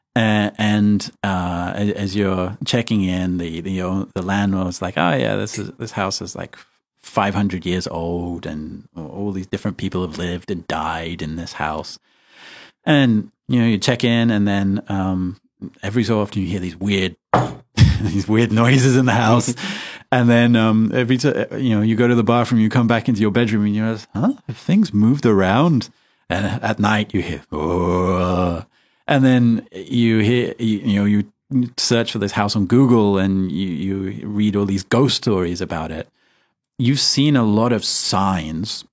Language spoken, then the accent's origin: English; United Kingdom; I, am British